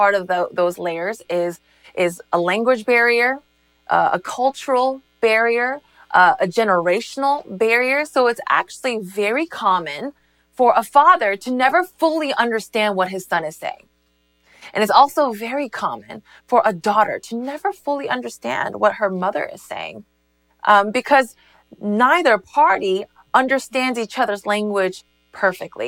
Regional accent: United States; also born or lived in South Korea / Northern New Jersey; I was born in South Korea, which is my motherland, but starting from the age of three, America became my homeland

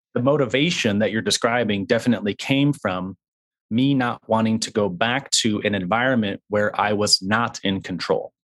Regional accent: West Michigan, United States; I was raised in West Michigan, uh, and so the first, uh, twenty-three years of my life were spent in a very small town in West Michigan.

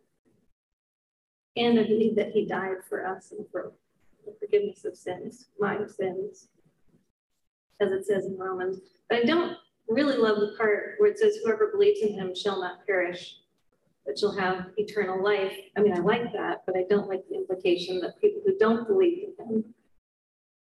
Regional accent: San Francisco, California, United States; also born or lived in Los Angeles; I grew up in San Francisco.

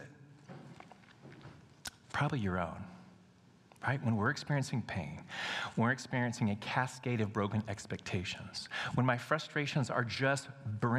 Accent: United States; We as American Christians

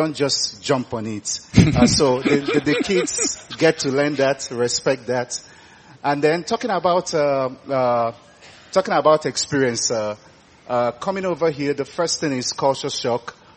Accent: Nigeria; moved away as an adult; now in United Kingdom; as a Nigerian living away from Nigeria

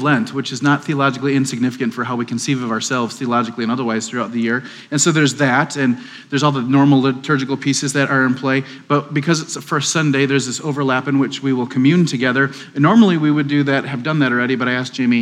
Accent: Wisconsin, United States; now in Waco, United States; I'm from Wisconsin

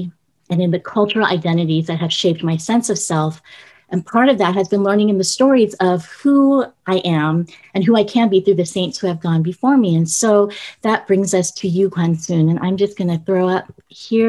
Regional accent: United States; now in San Diego, United States; I am Korean American

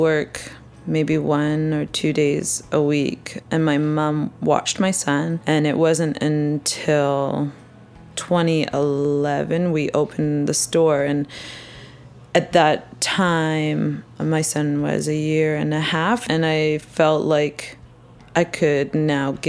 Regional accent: Vancouver, British Columbia, Canada; also born or lived in Toronto; I was born and raised in Vancouver, and I've lived here almost

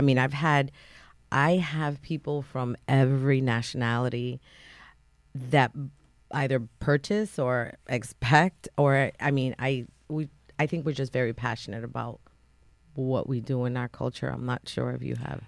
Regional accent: New Haven, Connecticut, United States; now in North Branford, United States; I grew up in Fairhaven and, you know, Fairhaven is predominantly Latino

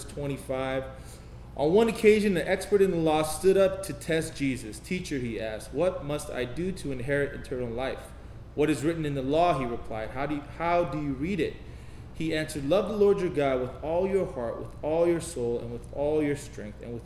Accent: United States; I'm Korean American

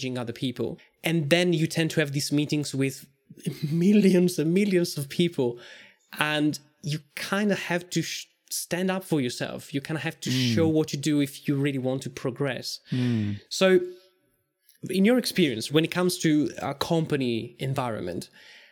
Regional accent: Italy; moved away as an adult; now in Ireland; I grew up in Italy

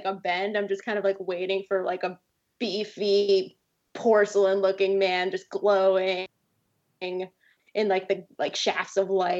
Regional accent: Suwanee, Georgia, United States; moved away as an adult; also born or lived in Pembroke Pines, Florida / Atlanta, Georgia; now in Seattle, United States; I went to high school in a town called Suwanee, Georgia. So it's actually a very nice city, but it's a little small. It's about 45 minutes north of Atlanta, Georgia. So I'm from the South.

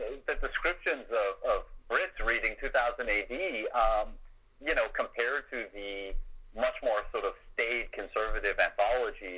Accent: United States; you and I grew up in America and a Britain

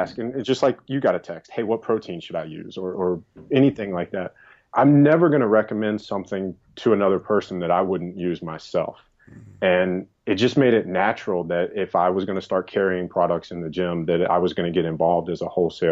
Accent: the South, United States; moved away; also born or lived in New York; I grew up in the South

